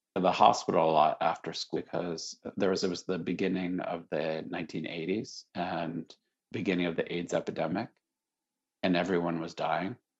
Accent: Syracuse, New York, United States; I grew up in Syracuse, New York

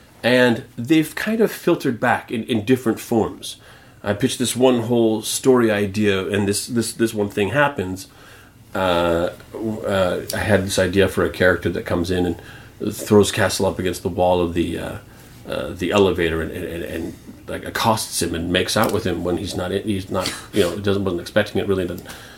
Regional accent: Canada; Because I'm Canadian.

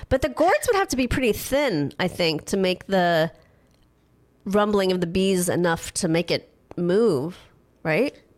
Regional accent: Los Angeles, California, United States; I grew up in California, in Los Angeles.

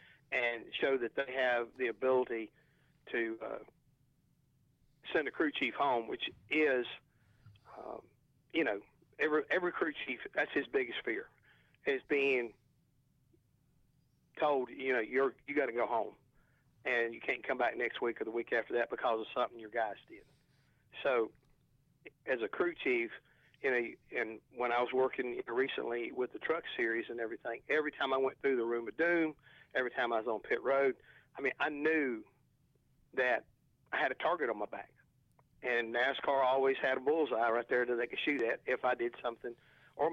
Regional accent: North Carolina, United States; where I was raised over in Dorado, North Carolina, we're just a bunch of old country contractors and farmers

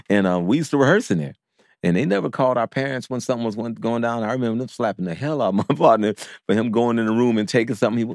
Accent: Oakland, California, United States; we're from Castlemont

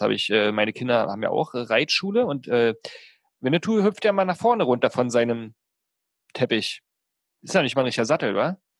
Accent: the East, East Germany, Germany; bei uns im Osten

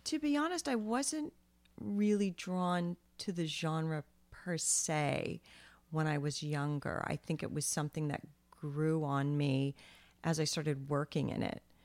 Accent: Vermont, United States; also born or lived in Long Island, New York; so I was born on Long Island, but then when I was eleven or twelve, we moved to Vermont.

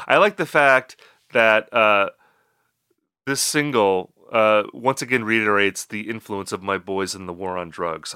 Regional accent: Midwest, United States; accent: Midwestern; my Midwestern accent

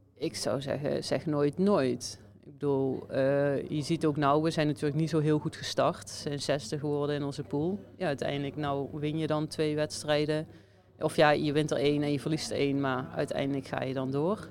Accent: Venray, Limburg, Netherlands; moved away as an adult; now in Slovenia; Venray. Dus, dicht bij of, ja, mijn geboorteplaats

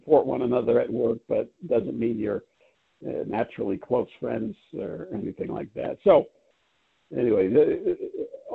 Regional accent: New York City, New York, United States; I'm from Brooklyn, New York

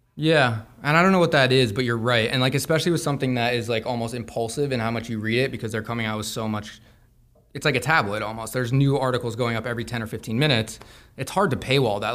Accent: Santa Fe, New Mexico, United States; I grew up in Santa Fe, New Mexico.

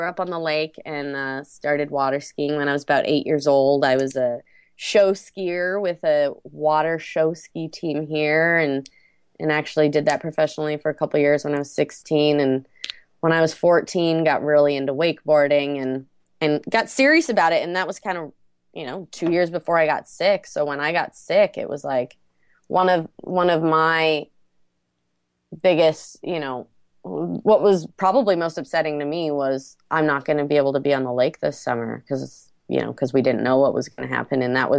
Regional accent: Minnesota, United States; tells the story of this young girl growing up in Minnesota in a small town and spending the winters ice fishing, spending the summers on the lake, and, you know, what I've done with myself since moving out of here.

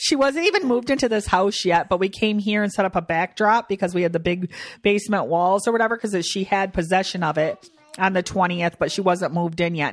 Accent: Michigan, United States; we're from Michigan

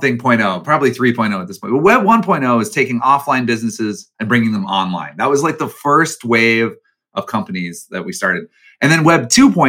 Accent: Chicago, Illinois, United States; Even though I'm from Chicago, I'm a Chicagoan

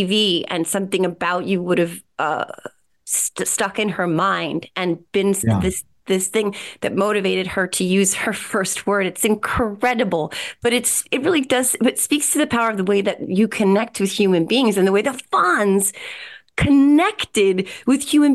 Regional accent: Whippany, New Jersey, United States; In Morris County, New Jersey, Whippany, New Jersey.

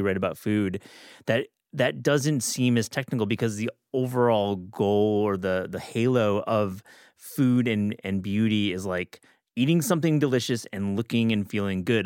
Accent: Michigan, United States; I obviously am from Michigan and longtime listener of the show. You know I have great pride for my home state

